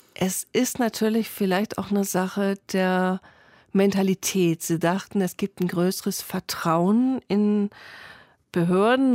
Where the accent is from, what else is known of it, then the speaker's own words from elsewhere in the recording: Northern Germany, Germany; Ich komme selbst aus dem Norden